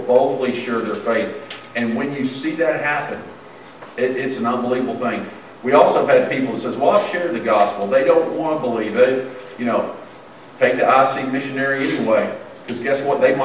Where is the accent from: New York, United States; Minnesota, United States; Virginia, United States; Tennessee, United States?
Tennessee, United States; Memphis; moved away as an adult; also born or lived in North Carolina / South Carolina; I grew up in Memphis, Tennessee